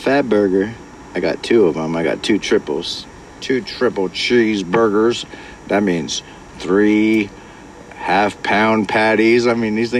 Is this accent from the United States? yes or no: yes; California, United States; I was born and raised Californian, so technically I say I'm a Californian.